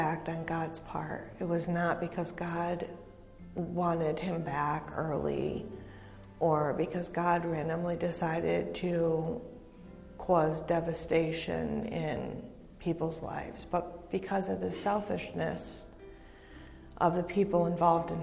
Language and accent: English; Hudson Falls, New York, United States; I'm from Hudson Falls, and I've been going to New Hope on and off for 7 years